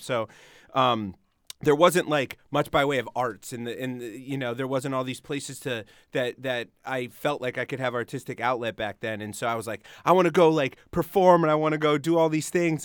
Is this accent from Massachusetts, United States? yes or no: yes; Springfield, Massachusetts, United States; moved away as an adult; also born or lived in Los Angeles; I grew up in Springfield.